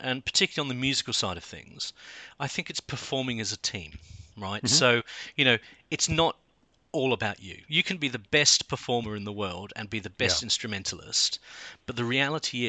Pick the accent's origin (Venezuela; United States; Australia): Australia; Sydney, New South Wales; moved away as an adult; also born or lived in South London, United Kingdom; now in London, United Kingdom; I come from Sydney